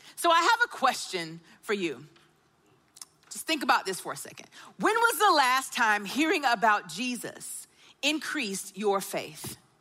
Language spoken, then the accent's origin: English; Augusta, United States; I grew up in Augusta and I was the daughter of a pastor